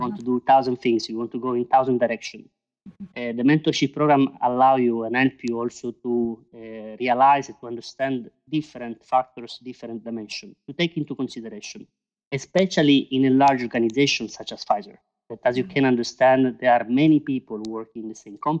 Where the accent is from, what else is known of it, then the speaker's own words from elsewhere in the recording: Italy; moved away as an adult; now in Brussels, Belgium; I'm originally from Italy